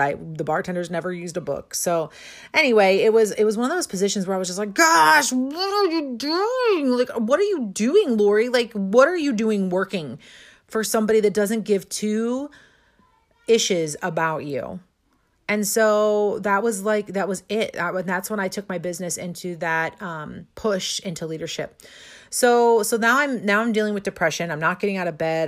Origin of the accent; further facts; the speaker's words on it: St. Louis, Missouri, United States; also born or lived in Florida; I'm from Saint Louis, Missouri.